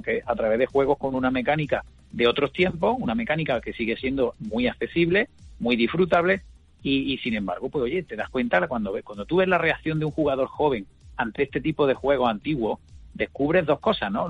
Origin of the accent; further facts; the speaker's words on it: Córdoba, Andalusia, Spain; yo soy de Córdoba